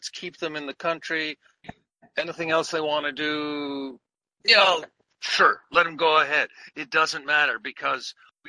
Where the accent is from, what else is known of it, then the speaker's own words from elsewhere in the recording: Quebec, Canada; as a born and raised Quebec Anglophone